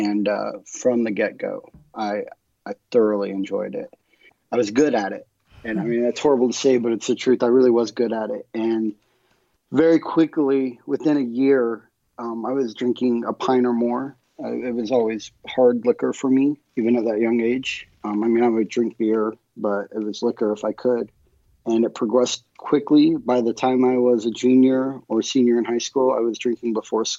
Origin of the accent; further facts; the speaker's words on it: Springfield, Missouri, United States; moved away as an adult; I'm from Springfield, Missouri. I was born and raised here.